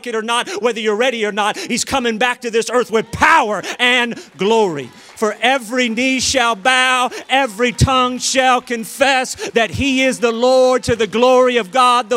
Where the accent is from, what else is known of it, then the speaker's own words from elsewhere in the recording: Sacramento, California, United States; I'm from Oak Park, Sacramento.